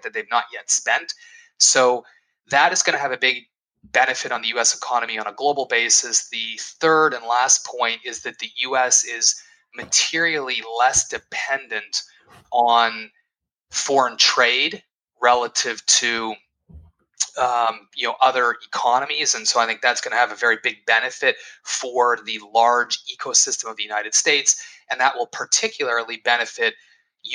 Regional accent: Edmonton, Alberta, Canada; I was born in Edmonton

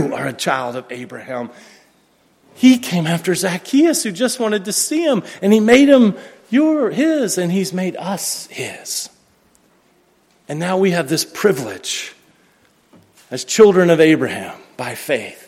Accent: United States; I'm an American

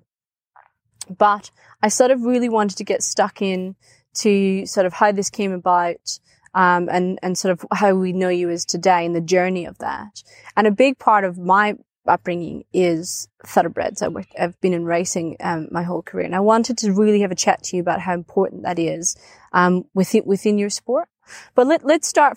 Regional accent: Scotland, United Kingdom; I come from Scotland

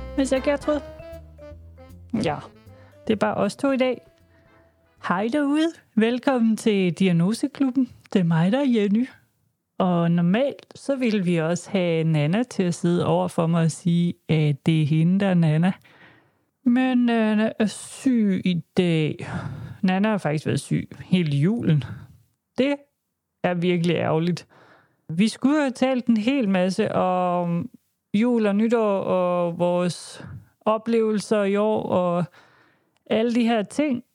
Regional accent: Denmark

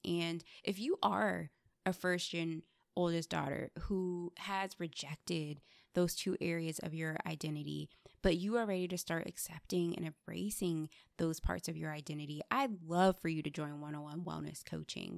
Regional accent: United States; growing up, I was embarrassed by my Nigerian culture. I was teased for my name, my skin color, and just, like, all the assumptions that kids in the States had

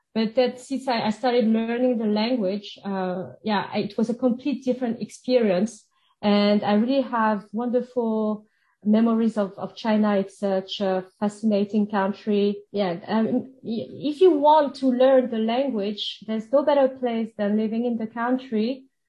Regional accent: suburbs of Paris, Île-de-France, France; first language French; English is a second language; moved away as an adult; also born or lived in Switzerland; I grew up in uh, the suburb of Paris

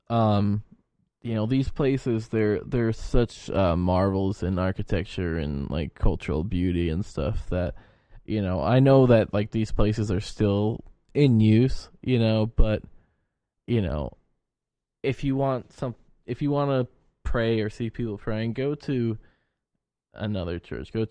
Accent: Yorkshire and the Humber, United Kingdom; As a Yorkshire man, I said no.

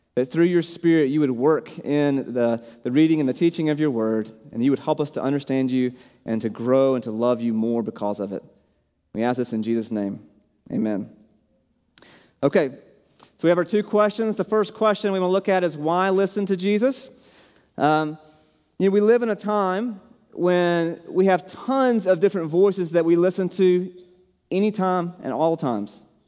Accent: South Carolina, United States; moved away as an adult; also born or lived in Seattle, Washington / Oregon; now in Boise, United States; I grew up in South Carolina

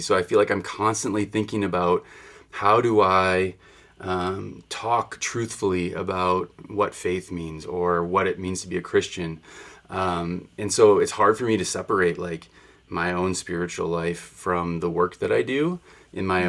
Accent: Wisconsin, United States; moved away; I come from Wisconsin

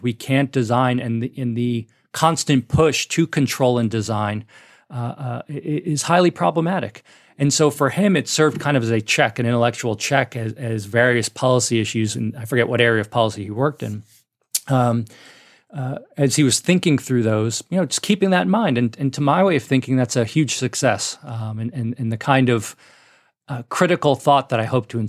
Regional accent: New York City, New York, United States; also born or lived in Hoboken, New Jersey; I came from New York City, as I mentioned, when I went to Mason.

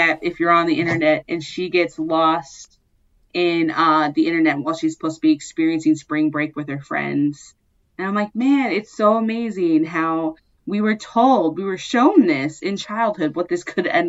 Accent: Seattle area, Washington, United States; in 6th grade, I'd hop on a bus in downtown and take it all the way into Seattle

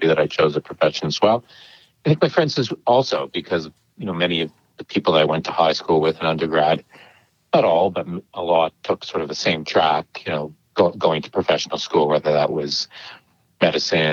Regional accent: Toronto, Ontario, Canada; Born and bred in Toronto. So this is where I've lived my whole life

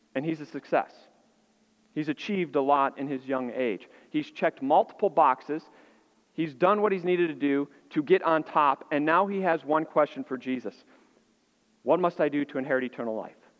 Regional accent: Illinois, United States; moved away; I grew up in Illinois, and so we had snow

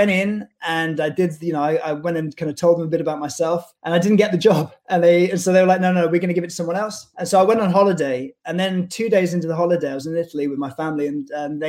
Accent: Oxford, South East England, United Kingdom; I grew up in Oxford in England, and it's quite a small, quite a sleepy town.

